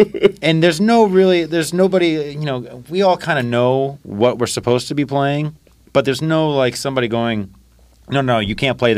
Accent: Florida, United States; we're from Florida, so it's like the perfect mix of country and island

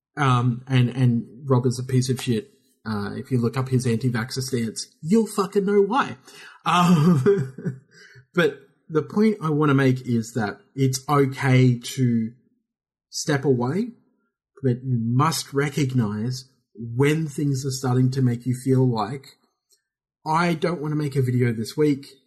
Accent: Australia; we're Australian

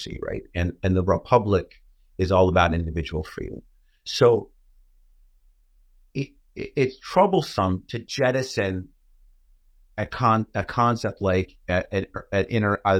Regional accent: New York, United States; I'm a New Yorker

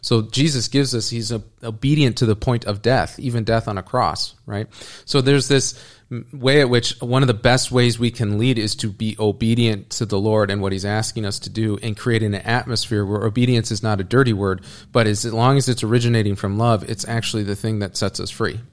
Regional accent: United States; as an American

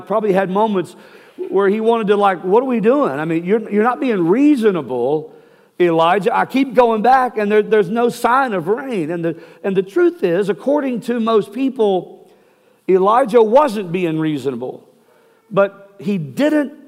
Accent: Texas, United States; I'm from Texas

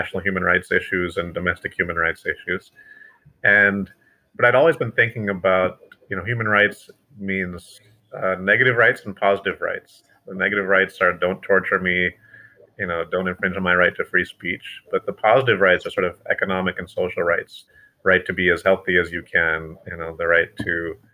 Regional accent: Kentucky, United States; I, like Abraham Lincoln, was born in Kentucky and raised

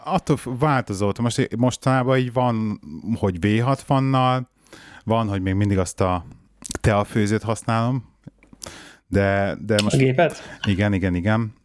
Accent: Budapest, Hungary; még a régi Pesti Bérházba felnőttem, tizen sok, sok évet

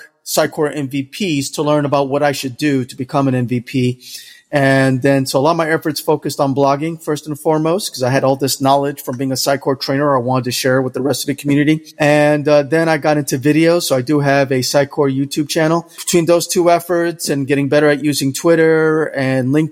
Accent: New York, United States; now in Jacksonville, United States; I'm originally from New York, what you would call a New Yorker, but I'm also Dominican. I currently live in Jacksonville, Florida

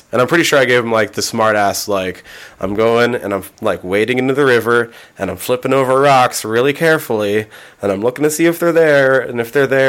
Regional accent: Montana, United States; I'm from Montana, grew up here in Montana.

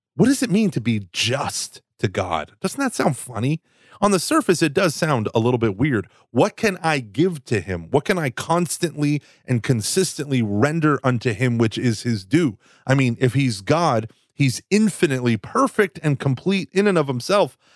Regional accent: Texas, United States; I'm from Texas.

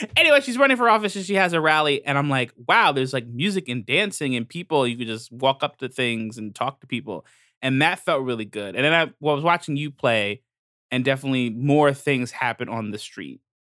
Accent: New York, United States; as a New Yorker

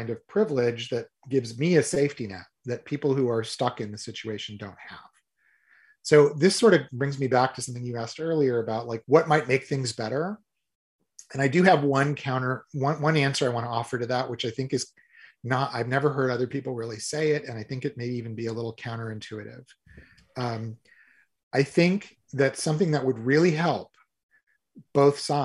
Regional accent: United States; being an American visitor

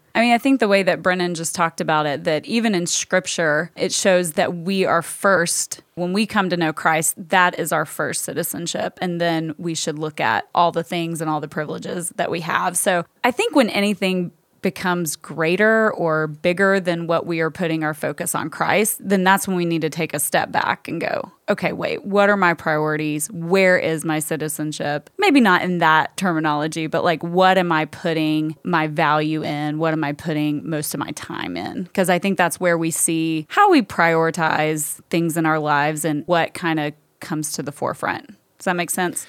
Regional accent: Hendersonville, Tennessee, United States; accent: Southern; now in Chicago, United States; I was born and raised in Hendersonville, Tennessee, which is just, like, twenty miles north of Nashville

